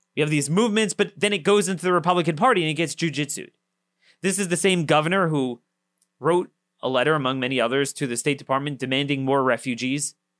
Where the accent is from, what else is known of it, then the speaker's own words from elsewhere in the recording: Maryland, United States; my home state, the basket case of Maryland.